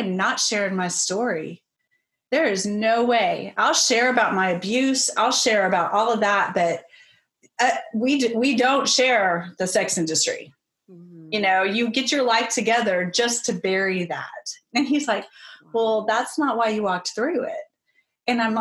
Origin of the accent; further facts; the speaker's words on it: Texas, United States; moved away as an adult; also born or lived in Colorado / Chicago; I'm originally from Texas.